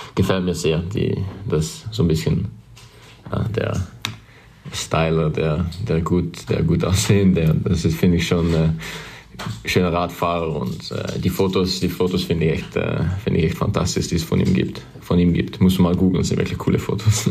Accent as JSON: {"language": "German", "area": "near Winterthur", "region": "Zurich", "country": "Switzerland", "tie": "born or raised there", "moved": "as an adult", "lives_now": "Belgium", "said": "Geboren in Winterthur, aufgewachsen ein bisschen außerhalb, kleines Dorf, ungefähr 15 Kilometer außerhalb Winterthur"}